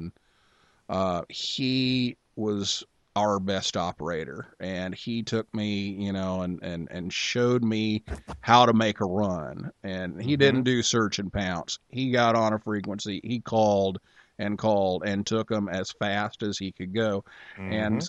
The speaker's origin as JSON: {"language": "English", "town": "Vincennes", "region": "Indiana", "country": "United States", "tie": "born or raised there", "said": "I grew up in Vincennes, Indiana"}